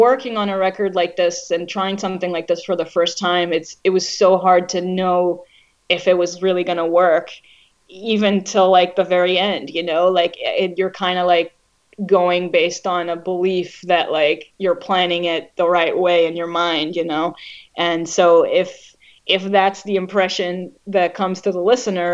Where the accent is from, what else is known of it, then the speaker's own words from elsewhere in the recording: Israel; growing up in Israel